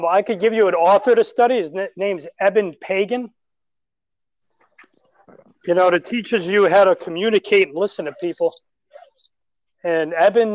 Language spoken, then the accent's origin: English; New York City, New York, United States; I'm from New York City